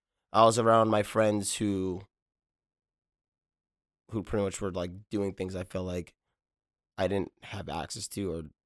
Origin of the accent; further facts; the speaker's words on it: Inglewood, California, United States; But also growing up in Inglewood and living there